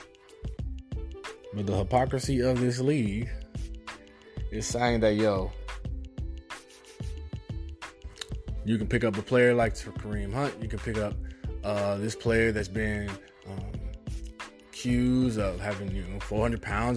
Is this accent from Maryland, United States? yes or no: no; Kansas City, Missouri, United States; I grew up in Kansas City, Missouri, born 1979.